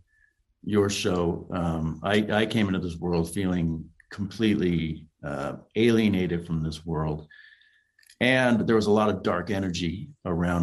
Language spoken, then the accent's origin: English; Los Angeles, California, United States; I grew up in Los Angeles where there's a lot of interracial warfare going on